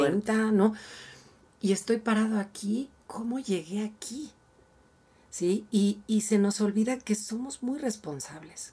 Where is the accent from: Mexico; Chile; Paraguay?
Mexico; como mexicanos